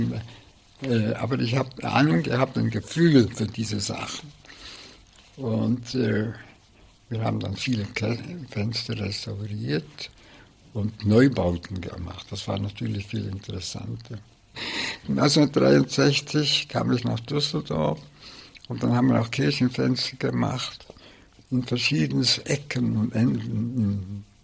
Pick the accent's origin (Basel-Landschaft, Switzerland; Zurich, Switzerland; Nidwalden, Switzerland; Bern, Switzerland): Bern, Switzerland; Luzern, aber ich habe nie im Allgäu gewohnt und ich bin in Bern aufgewachsen.